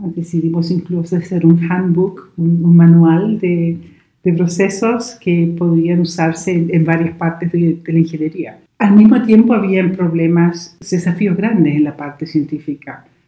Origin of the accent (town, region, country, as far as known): Chile; born or raised there; moved away as an adult; also born or lived in United Kingdom; now in Braga, Portugal